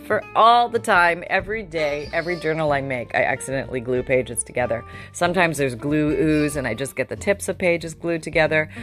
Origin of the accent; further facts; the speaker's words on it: Canada; moved away; I grew up in Canada